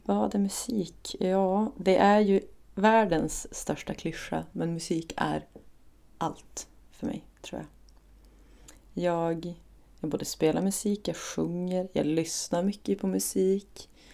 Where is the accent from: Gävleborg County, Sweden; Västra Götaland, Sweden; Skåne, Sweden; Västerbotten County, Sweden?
Västerbotten County, Sweden; Umeå; Jag kommer egentligen från Ersboda så det är som på helt andra sidan stan